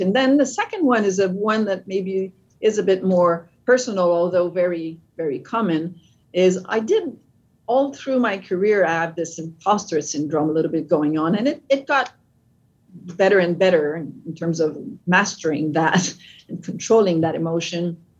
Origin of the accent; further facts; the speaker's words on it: Canada; accent: French with a bit of an American English; English is a second language; now in United States; I'm French Canadian. Uh, that's so the accent is French with a bit of an American English